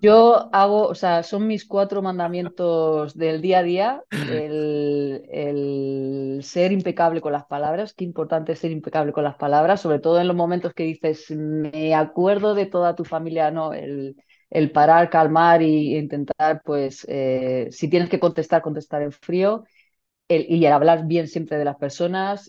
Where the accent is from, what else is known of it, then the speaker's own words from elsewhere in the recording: Region of Murcia, Spain; also born or lived in Valencia; murciana, madre de dos hijas